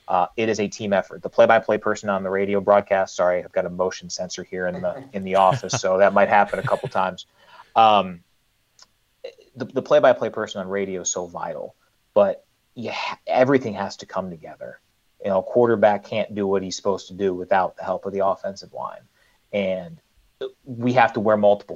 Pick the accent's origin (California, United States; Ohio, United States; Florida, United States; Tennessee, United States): Ohio, United States; Cleveland; moved away as an adult; now in Ann Arbor, United States; I grew up in Cleveland in the 1990s